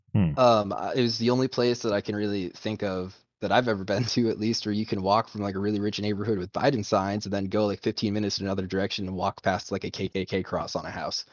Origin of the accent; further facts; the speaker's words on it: Maine, United States; now in Idaho, United States; I'm from Maine